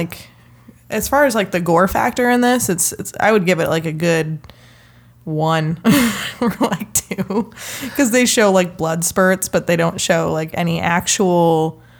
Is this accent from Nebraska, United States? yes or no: yes; Nebraska, United States; I'm from Nebraska. I'm a Nebraskan chick, lady, girl.